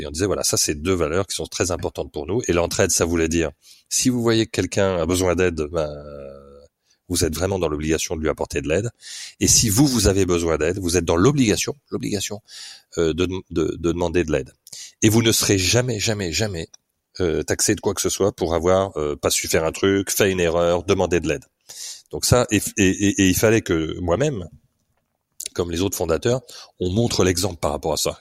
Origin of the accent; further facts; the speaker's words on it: Paris, Île-de-France, France; moved away as an adult; also born or lived in United Kingdom; Je suis parisien au départ